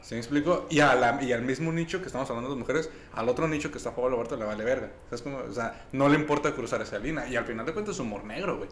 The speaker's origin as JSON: {"language": "Spanish", "country": "Mexico", "said": "yo como mexicano"}